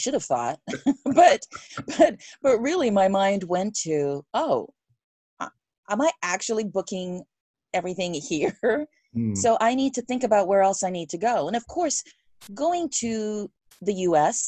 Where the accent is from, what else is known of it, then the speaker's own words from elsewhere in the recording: England, United Kingdom; moved away; I grew up in England.